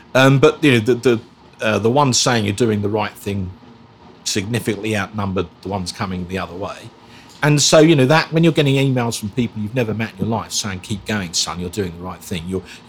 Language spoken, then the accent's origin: English; Basildon, East of England, United Kingdom; also born or lived in Islington, London; Well, it's six. Yeah, my parents moved out to Basildon onto what was then a new housing estate in 1971